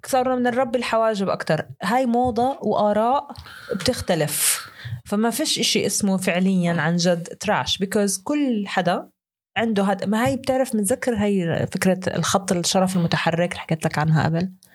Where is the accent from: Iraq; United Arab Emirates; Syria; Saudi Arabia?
Syria; moved away; انا سوري بس مش لاجئ